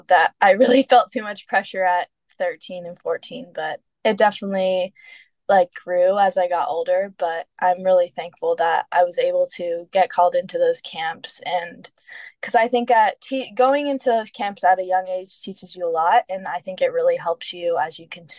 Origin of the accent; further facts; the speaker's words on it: Florida, United States; I'm from Florida.